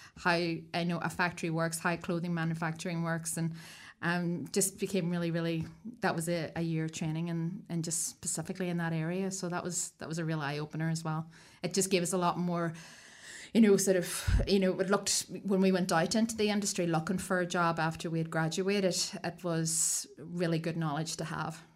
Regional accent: Ireland; moved away as an adult; also born or lived in Sydney, Australia; now in Wellington, New Zealand; I'm Irish as well.

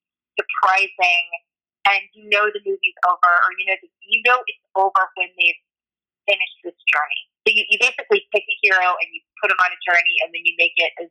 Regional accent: Florida Panhandle, United States; moved away as an adult; also born or lived in New York; now in Los Angeles, United States; in a really small town in the Florida Panhandle, very close to Georgia and Alabama.

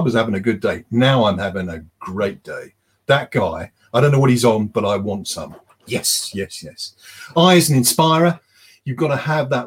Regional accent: United Kingdom; we're British

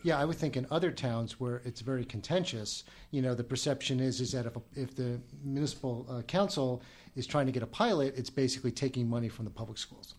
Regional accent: Woodbridge, New Jersey, United States; I am from Colonia, which is part of Woodbridge

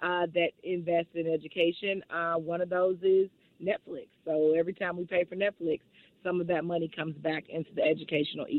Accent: St. Louis, Missouri, United States; moved away; I'm from St. Louis, born and raised, so I'm super excited to come home. I grew up in the Shaw neighborhood

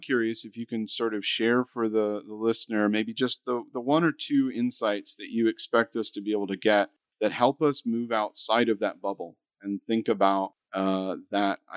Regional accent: United States; I'm an American over there in London

